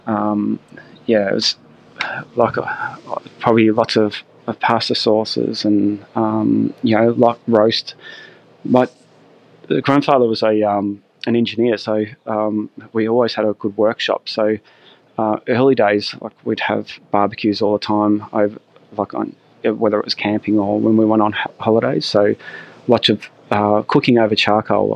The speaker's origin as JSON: {"language": "English", "area": "Gippsland", "region": "Victoria", "country": "Australia", "tie": "born or raised there", "also_born_or_lived": "Melbourne", "said": "I grew up down here in Gippsland"}